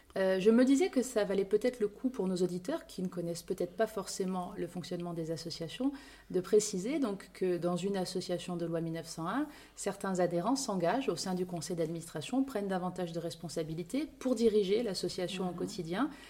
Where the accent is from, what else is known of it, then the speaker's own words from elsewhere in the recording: Corsica, France; chez nous en Corse